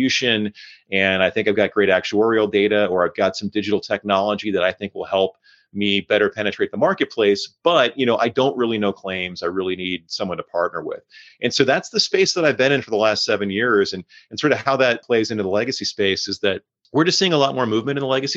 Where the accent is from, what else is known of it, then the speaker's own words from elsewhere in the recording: Maryland, United States; moved away as an adult; now in Philadelphia, United States; I relocated to the Philadelphia area from Maryland, where I grew up and where I'm originally from